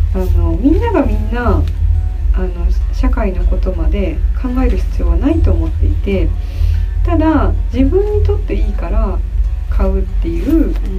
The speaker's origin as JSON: {"language": "Japanese", "region": "Nara", "country": "Japan", "tie": "born or raised there", "said": "私があの奈良出身なんですけど"}